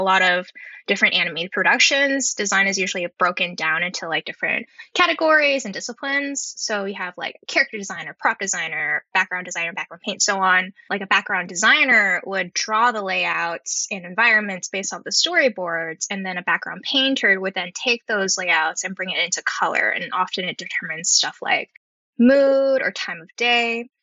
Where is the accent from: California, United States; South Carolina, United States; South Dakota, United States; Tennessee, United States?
California, United States; Bay Area; I grew up in the Bay Area